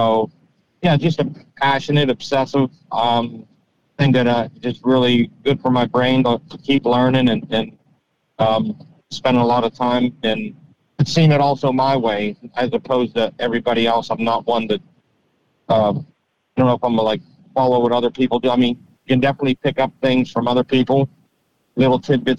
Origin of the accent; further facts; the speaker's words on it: Pittsburgh, Pennsylvania, United States; I grew up near Pittsburgh, just south of Pittsburgh, kind of whitetail hunting, whitetail in general, kind of had me at an early age